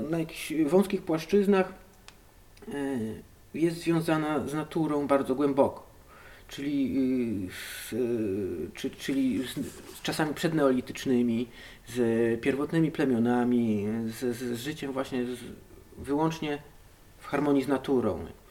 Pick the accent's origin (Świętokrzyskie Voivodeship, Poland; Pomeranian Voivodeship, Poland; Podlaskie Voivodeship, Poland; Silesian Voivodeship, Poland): Podlaskie Voivodeship, Poland; Hajnówka; moved away as an adult; also born or lived in Białystok / Knyszyn; Pochodzę z e, galaktyki NGC 7332, planeta Zordax, a tłumacząc na język polski, hajnówka, Puszczą